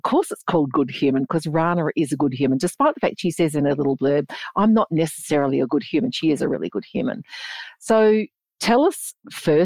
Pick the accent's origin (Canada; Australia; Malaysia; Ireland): Australia; Geraldton, Western Australia; now in Perth, Australia; where I grew up on Noongar land, which is Geraldton, Western Australia